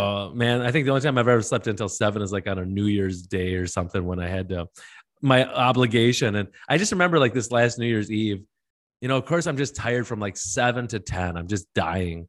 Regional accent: Wisconsin, United States; I'm from Wisconsin

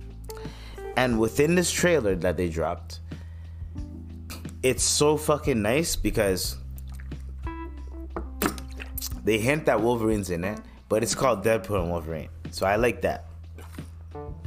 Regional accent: Canada; I'm Canadian

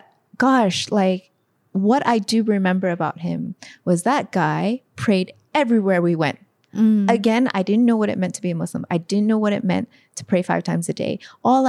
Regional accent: San Francisco, California, United States; moved away as an adult; also born or lived in Hawaii; now in Malaysia; I was born in Hawaii and I was basically raised mainly in San Francisco, California

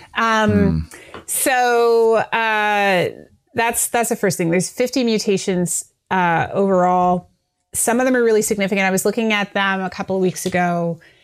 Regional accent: Canada; now in United States; I'm from Canada. My parents are in Canada

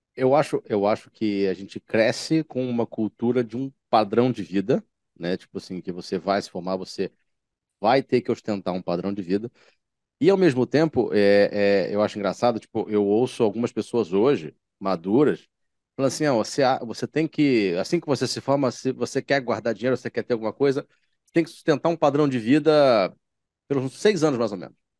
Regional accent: Baixada Fluminense, Rio de Janeiro, Brazil; moved away as an adult; now in Rio de Janeiro, Brazil; quem foi nascido e criado na Baixada Fluminense

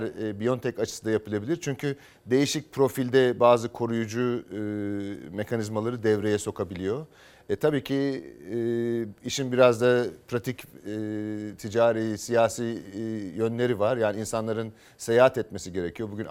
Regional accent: Anatolia, Turkey; Ya hikayem e, ben Anadolu'da büyüdüm.

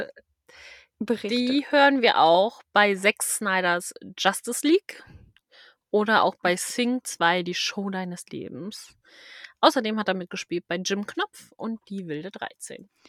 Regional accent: Schleswig-Holstein, Germany; also born or lived in Lower Saxony; ich bin ja gar nicht in Schleswig-Holstein geboren

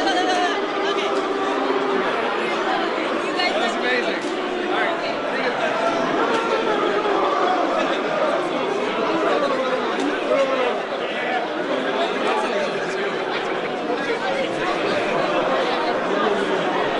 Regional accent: Michigan, United States; I'm from Michigan, grew up in a married middle class family

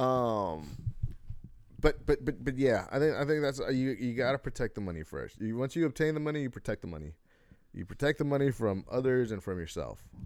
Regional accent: United States; I'm American

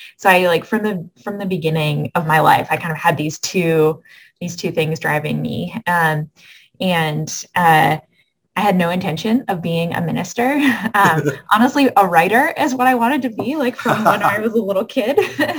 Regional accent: Michigan, United States; Yeah, so I grew up in a small town in mid-Michigan, and I grew up in the United Methodist Church, but I also have, over the years, come to say that I grew up in an interfaith family

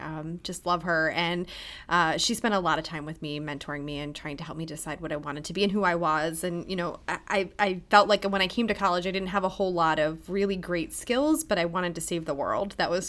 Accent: Altoona, Pennsylvania, United States; Yeah, so I come from the Altoona area, and as I was kind of on my college journey, I saw Lebanon Valley College.

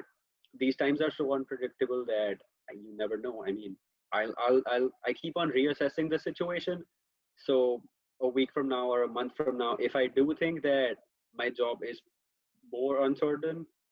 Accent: India; moved away as an adult; now in United States; I am from India, if you couldn't tell by my accent by now.

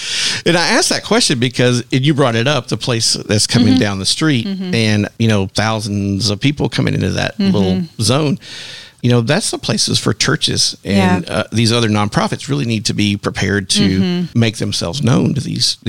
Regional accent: Dallas, Texas, United States; And I'm a transplant from the Dallas, Texas area.

